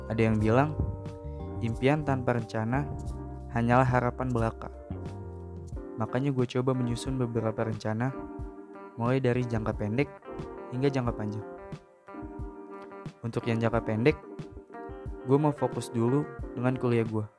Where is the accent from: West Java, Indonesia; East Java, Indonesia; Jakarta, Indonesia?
Jakarta, Indonesia; Umur gue 19 tahun dan asal gue dari Jakarta.